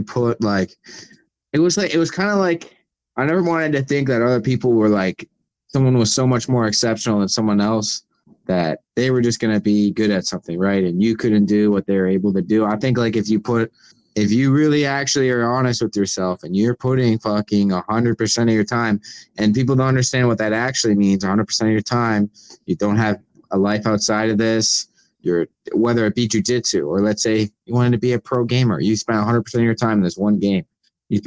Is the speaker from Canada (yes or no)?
yes; Windsor, Ontario, Canada; Dante's from my hometown, besides him, there's not really many athletes or anyone coming out of Windsor